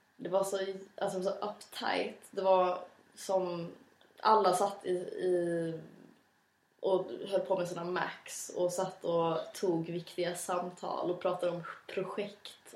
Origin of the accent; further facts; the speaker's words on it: Skåne, Sweden; accent: Scanian (skånska); jag tror att jag har mer skånska än vad du har